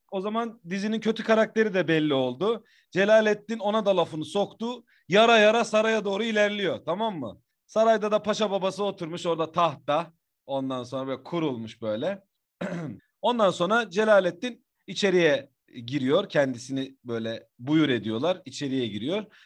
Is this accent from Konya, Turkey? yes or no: yes; Bozkır, Konya, Turkey